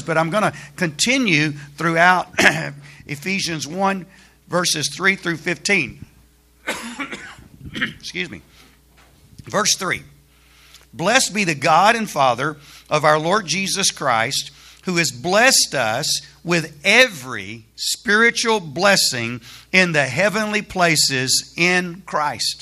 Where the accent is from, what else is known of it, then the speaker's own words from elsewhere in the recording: Alabama, United States; moved away as an adult; also born or lived in Dallas, Texas; now in Texas, United States; I'm not a native Texan. I grew up in Alabama.